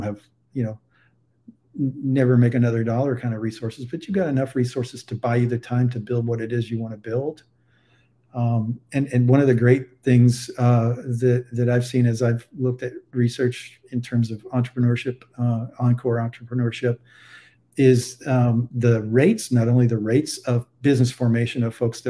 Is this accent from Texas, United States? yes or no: yes; Texas, United States; also born or lived in Boston area; now in Saratoga Springs, United States; my home state of Texas